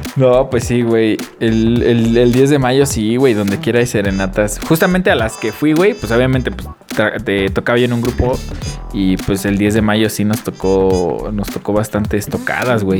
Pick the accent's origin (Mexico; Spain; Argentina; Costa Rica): Mexico; como mexicanos que somos